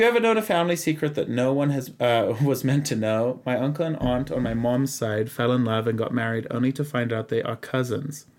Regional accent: Zimbabwe; I am from Zimbabwe. My dad is from America.

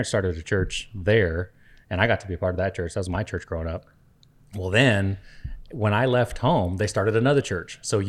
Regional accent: Costa Rica; as a kid growing up in Costa Rica, you wouldn't even know what, and not even knowing who … is.

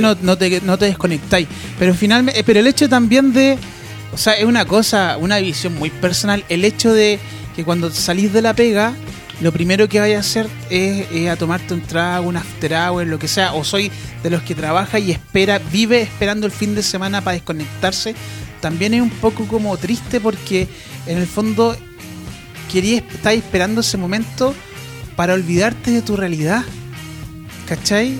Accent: Santiago, Santiago Metropolitan Region, Chile; also born or lived in Temuco; Yo nací en Santiago, pero viví en Temuco

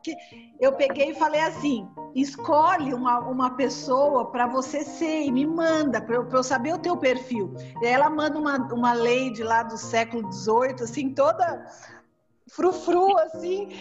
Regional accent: São Paulo, Brazil; moved away as an adult; now in Presidente Prudente, Brazil; vim aqui para o interior, que eu sou de São Paulo capital.

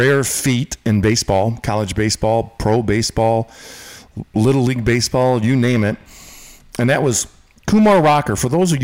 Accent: Michigan, United States; Michigan, my home state.

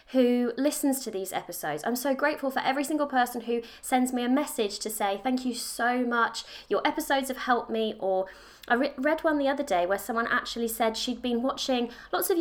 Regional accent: United Kingdom; I am in the UK, as I'm sure you can probably guess by my accent

